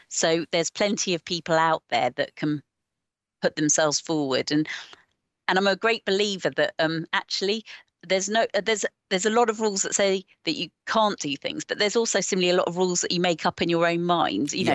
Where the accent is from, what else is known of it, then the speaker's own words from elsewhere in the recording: Watford, East of England, United Kingdom; now in the Fens, Cambridgeshire, United Kingdom; I'm originally from Watford